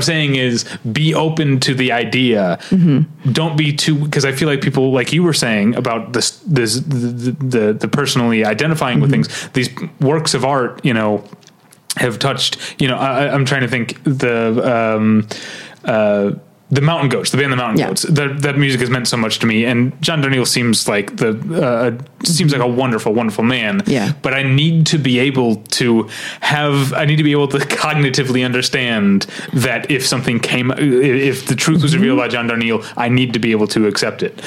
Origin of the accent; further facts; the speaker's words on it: St. Louis, Missouri, United States; I come from St. Louis, Missouri